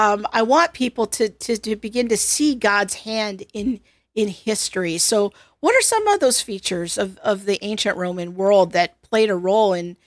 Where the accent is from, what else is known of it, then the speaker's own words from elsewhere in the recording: United States; I think it's often something that we have taken for granted as American Christians.